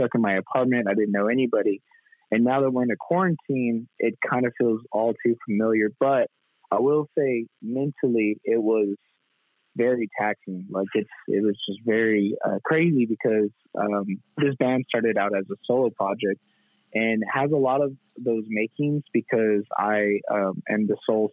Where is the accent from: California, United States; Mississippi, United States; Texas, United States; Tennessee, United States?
Texas, United States; Corpus Christi; moved away as an adult; also born or lived in Kyle, Texas; that's where I grew up, my hometown in Corpus Christi